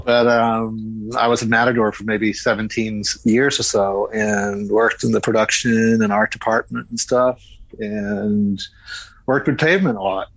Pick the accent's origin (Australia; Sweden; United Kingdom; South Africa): Sweden; moved away; I'm Swedish